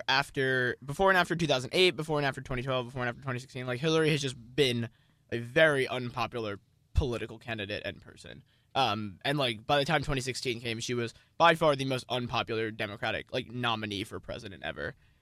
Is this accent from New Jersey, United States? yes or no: yes; New Jersey, United States; Shout out my home state senator, because I'd be super hype if a New Jersey senator